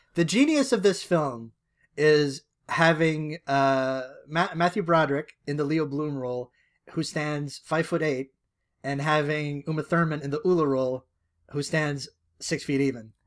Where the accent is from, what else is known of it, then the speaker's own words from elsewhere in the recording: Canada; I am Canadian